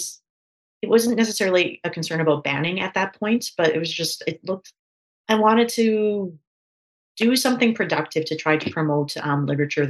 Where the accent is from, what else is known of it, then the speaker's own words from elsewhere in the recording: Canada; I'm from Canada